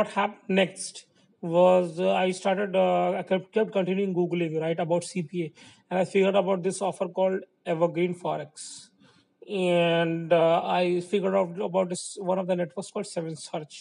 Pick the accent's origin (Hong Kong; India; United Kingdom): India; I'm from India